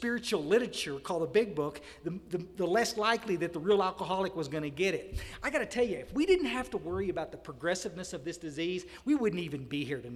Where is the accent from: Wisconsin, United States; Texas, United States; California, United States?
Texas, United States; Odessa, Texas Hill Country, United States; also born or lived in Houston, Texas; I grew up in a hill country. Myers and I, we were raised over in Odessa, out in West Texas. We moved to the hill country